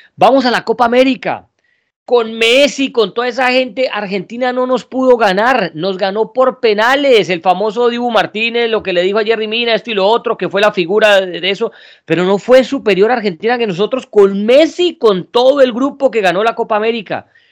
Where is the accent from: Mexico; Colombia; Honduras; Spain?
Colombia; los que somos colombianos